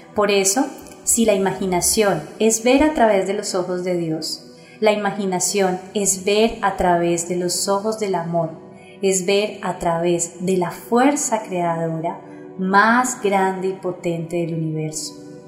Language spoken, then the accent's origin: Spanish; Colombia; mi país Colombia